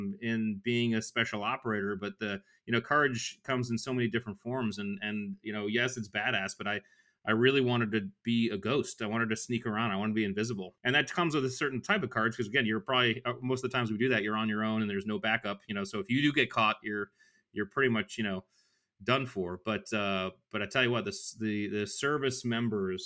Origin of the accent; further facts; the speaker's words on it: Connecticut, United States; I grew up in Connecticut right on the water.